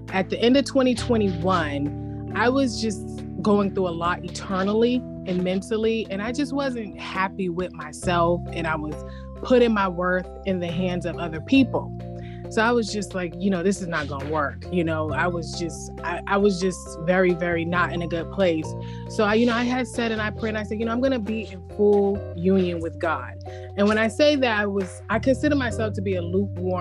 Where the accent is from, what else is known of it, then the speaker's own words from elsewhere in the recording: Boston, Massachusetts, United States; I am from Boston